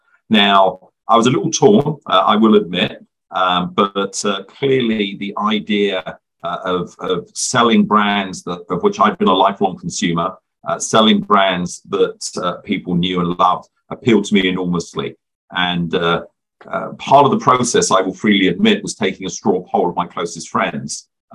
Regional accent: England, United Kingdom; also born or lived in Luton / Leicester / Reading; You can probably tell by my accent, I'm originally from the United Kingdom. I was born in a medium-sized town called Luton, which is about 30 miles north of London. And I grew up in a couple of different places in England, Leicester and Reading

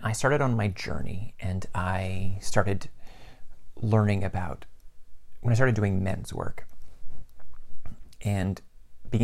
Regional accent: Mid-Atlantic, United States; I'm male. I'm white. I have family that comes from the Midwest. I came from the Mid-Atlantic.

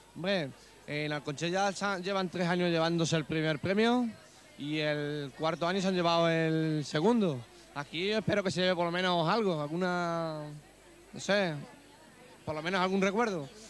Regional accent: Alconchel, Extremadura, Spain

